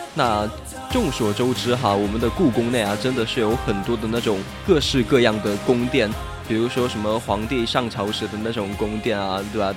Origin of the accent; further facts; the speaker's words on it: southern China, China; also born or lived in Sichuan; 说到雪的话，真的是让我们南方人啊很激动的东西啊。就虽然我们四川这边好像是没有下了